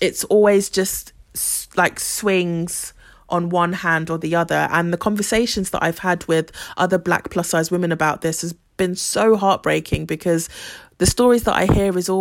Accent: Ghana; I'm from Ghana

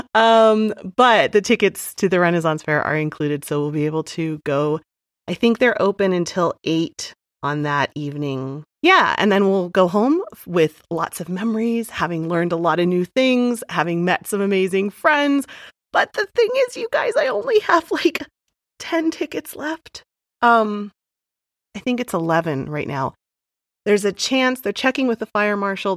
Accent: Amish country in Pennsylvania, United States; I grew up in Amish country in Pennsylvania

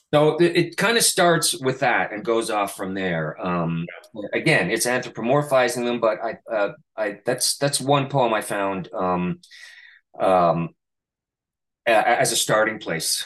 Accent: Canada; now in New York City, United States; my hometown in Canada

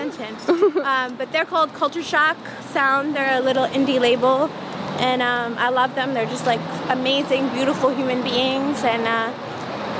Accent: Flint, Michigan, United States; growing up in Flint

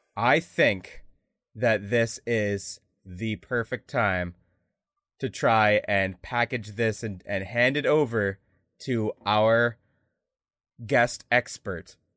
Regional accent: Canada; we're Canadian

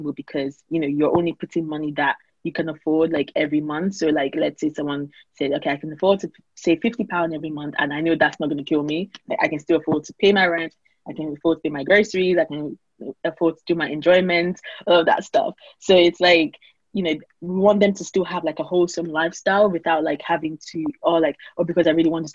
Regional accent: Nigeria; now in United Kingdom; I grew up in Nigeria

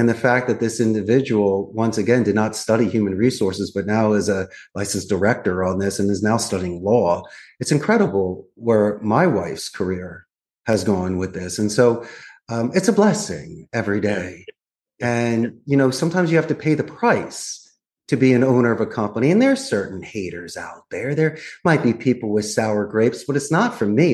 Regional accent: Philadelphia, Pennsylvania, United States; moved away as an adult; also born or lived in Arizona; now in Costa Rica; I'm actually from Northeast Philadelphia. So I was born and raised. I'm a Philly boy

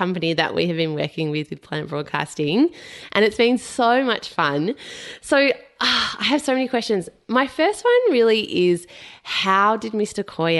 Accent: Melbourne, Victoria, Australia; based in my hometown, Melbourne.

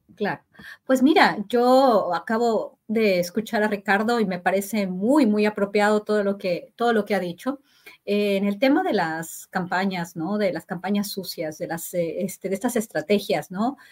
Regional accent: Mexico

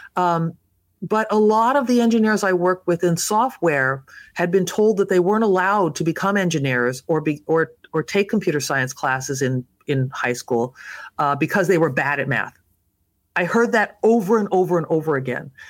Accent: Los Angeles, California, United States; grew up in Southern California, and I, uh, was born in Los Angeles

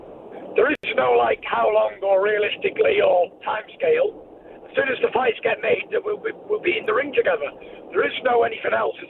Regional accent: Manchester, North West England, United Kingdom; I'm obviously from Manchester

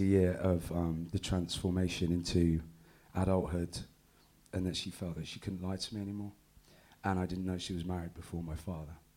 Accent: Exeter, South West England, United Kingdom; also born or lived in Bristol; Exeter. Okay. I grew up, my mum got a promotion from Bristol to Exeter in the tax office.

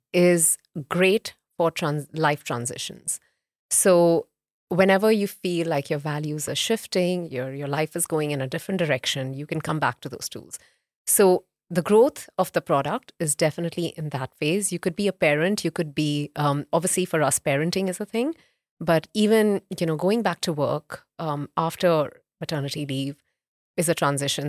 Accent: Mumbai, Maharashtra, India; also born or lived in North India; I'm, I'm North Indian by, um, heritage, but I grew up in, in, um, in Bombay

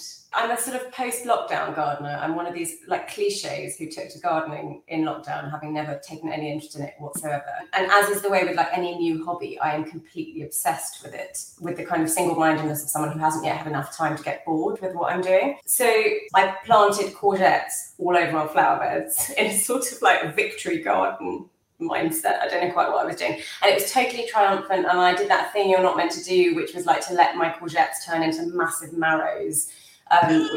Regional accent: England, United Kingdom; as an English Jew

